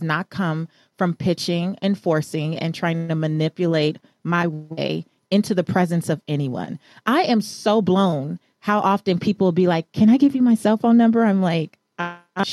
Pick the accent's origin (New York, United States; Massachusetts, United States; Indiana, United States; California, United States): California, United States; Los Angeles; I am a Belizean American girl from South Central Los Angeles. I grew up in Leimert Park